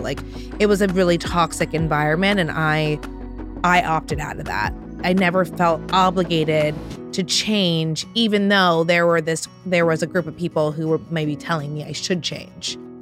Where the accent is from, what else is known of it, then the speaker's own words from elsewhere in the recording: New York City, New York, United States; I grew up on the Upper West Side, between the Upper West Side and the Upper East Side of Manhattan